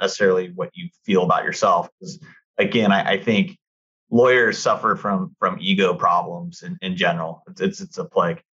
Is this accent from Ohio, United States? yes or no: no; Costa Mesa, California, United States; also born or lived in Newport Beach; growing up in Costa Mesa, you know, and living in Newport when I was in law school